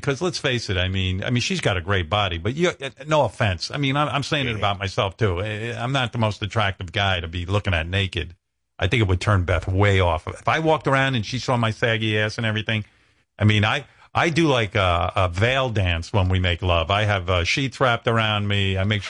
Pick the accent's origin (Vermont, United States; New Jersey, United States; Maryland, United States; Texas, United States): Vermont, United States; I was born and raised in Vermont. I will tell you that Bigfoot is not one of a kind.